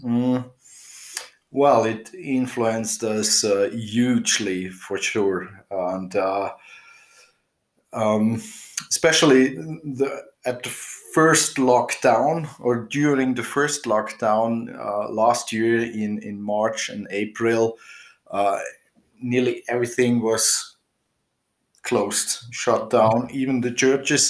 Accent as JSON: {"language": "English", "country": "Switzerland", "tie": "born or raised there", "moved": "yes", "lives_now": "Austria", "said": "I'm living here in Austria more than 30 years now. Um, I grew up in Switzerland actually, but uh, somehow I landed up in Austria."}